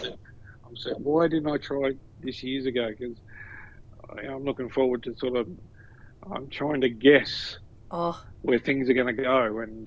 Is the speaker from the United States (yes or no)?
no; Newcastle, New South Wales, Australia; now in Melbourne, Australia; Newcastle born and bred